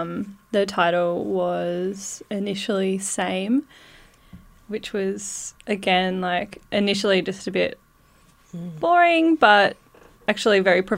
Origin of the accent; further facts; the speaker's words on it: Northeast Tasmania, Australia; I'm … from Northeast Tasmania, which is Tabrakana country.